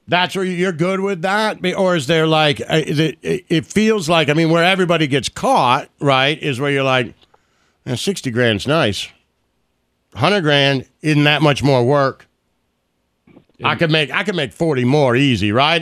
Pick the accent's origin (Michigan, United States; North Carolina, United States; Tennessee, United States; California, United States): Michigan, United States; Detroit; me growing up in Detroit in the '80s